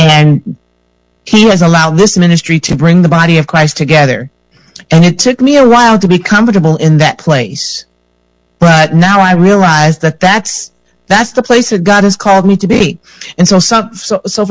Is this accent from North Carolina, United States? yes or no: no; Michigan, United States; I am a Michigan native. Uh-huh. I was born and raised in Michigan